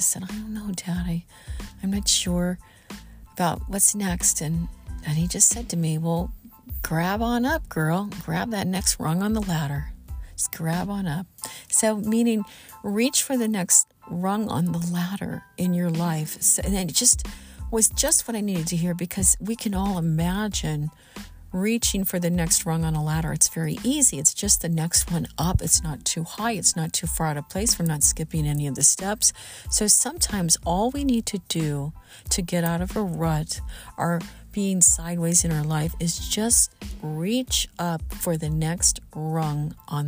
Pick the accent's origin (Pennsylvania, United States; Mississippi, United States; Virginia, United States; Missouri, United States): Missouri, United States; Southern; moved away; also born or lived in Los Angeles; I'm from Southern Missouri. I grew up in the Midwest, in Southern Missouri